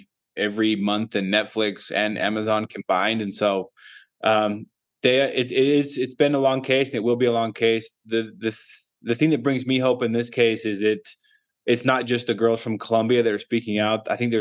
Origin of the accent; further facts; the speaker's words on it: United States; we are from the United States.